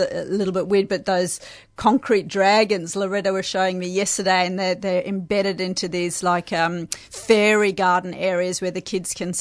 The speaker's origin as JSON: {"language": "English", "country": "South Africa", "tie": "born or raised there", "moved": "yes", "said": "I grew up in South Africa"}